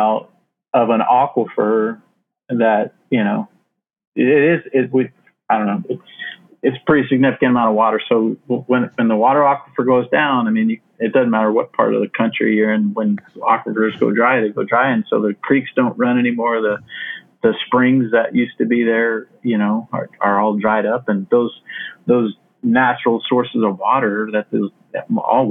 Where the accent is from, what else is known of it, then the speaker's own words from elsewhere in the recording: Phoenix, Arizona, United States; growing up in Phoenix, I remember I lived right on the western part of Phoenix